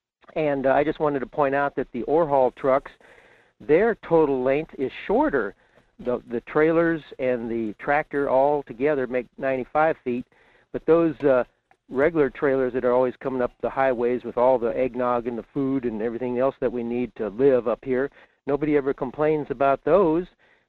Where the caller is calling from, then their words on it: Fairbanks, Alaska, United States; in Fairbanks.